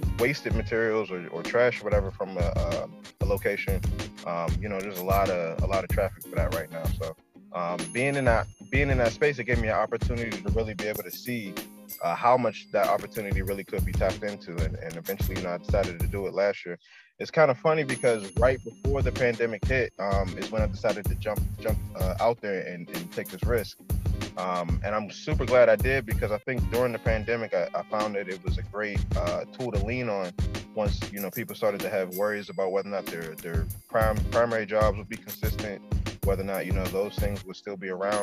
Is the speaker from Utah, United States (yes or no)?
no; Pittsburgh, Pennsylvania, United States; now in Baltimore, United States; I'm from Pittsburgh. I live in Baltimore right now